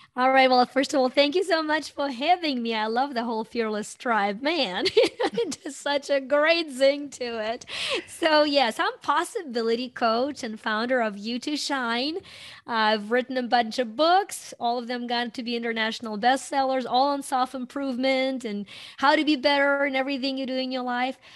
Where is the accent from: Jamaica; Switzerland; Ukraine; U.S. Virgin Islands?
Ukraine; moved away as an adult; now in United States; I was born in Ukraine and, um, Uh, came to U S when I was in my early twenties